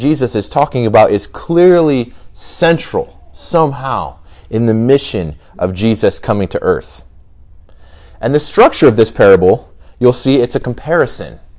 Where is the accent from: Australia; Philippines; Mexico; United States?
United States; Goshen, Indiana; I grew up in Goshen, so just about 20 minutes from here. I went to Goshen High School